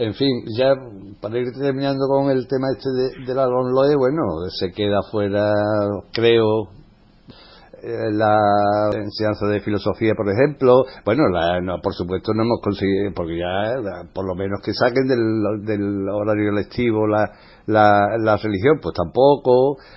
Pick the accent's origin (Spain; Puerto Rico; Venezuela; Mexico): Spain; nosotros, como españoles